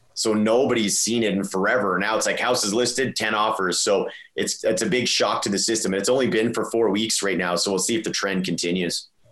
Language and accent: English; Edmonton, Alberta, Canada; now in Calgary, Canada; I'm from Edmonton, or like grew up in Edmonton.